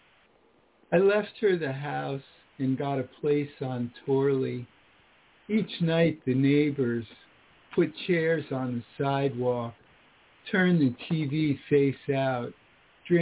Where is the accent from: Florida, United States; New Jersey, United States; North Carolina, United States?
Florida, United States; also born or lived in Washington, D.C. area; now in Pittsburgh, United States; I'm originally from Florida, but I live now